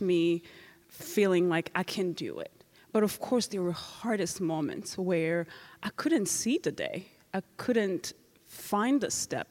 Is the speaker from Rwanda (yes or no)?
yes; Rwanda; moved away; I'm from Rwanda